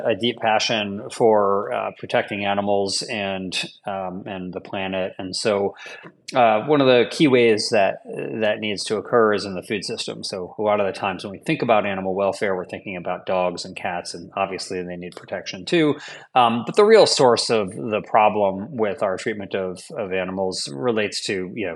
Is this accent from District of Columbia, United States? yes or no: yes; Washington, District of Columbia, United States; I'm from the Washington, D.C. area